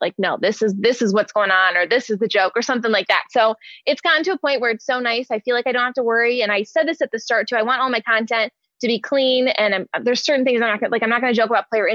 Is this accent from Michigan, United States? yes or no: yes; Detroit, Michigan, United States; moved away; I'm from Detroit originally